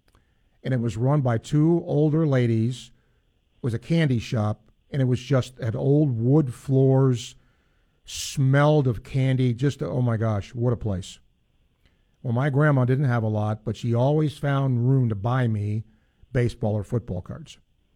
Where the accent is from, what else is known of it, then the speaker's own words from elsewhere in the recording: New York, United States; now in Florida, United States; I am always regarded as a New Yorker, and I've lived way, way more time in Florida than I have in New York